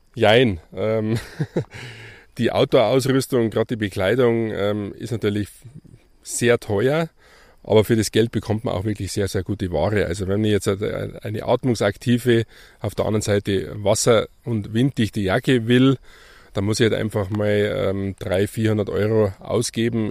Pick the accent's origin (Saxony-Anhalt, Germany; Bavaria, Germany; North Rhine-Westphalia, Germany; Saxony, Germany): Bavaria, Germany; Grainau; das Werdenfelser Land, Greinau als, als mein Heimatdorf